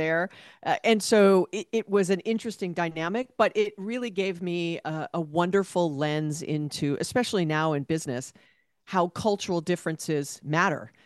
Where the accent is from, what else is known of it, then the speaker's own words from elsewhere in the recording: Honolulu, Hawaii, United States; moved away as an adult; also born or lived in California; I was born and raised there